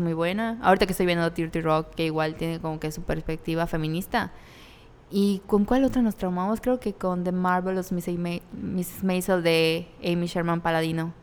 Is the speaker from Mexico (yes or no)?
yes; Mérida, Yucatán, Mexico; somos de Mérida, Yucatán.